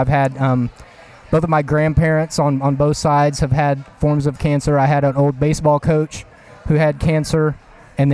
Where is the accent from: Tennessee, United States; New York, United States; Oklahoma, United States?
Oklahoma, United States; Oklahoma City; I'm from Oklahoma City, Oklahoma